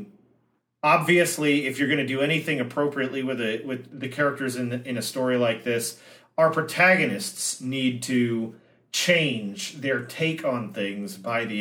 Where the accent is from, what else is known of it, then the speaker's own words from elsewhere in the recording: United States; as an American